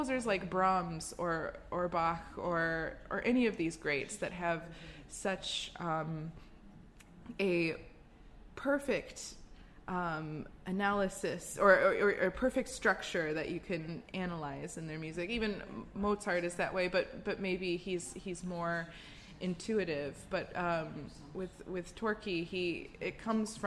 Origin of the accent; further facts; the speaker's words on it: United States; being an American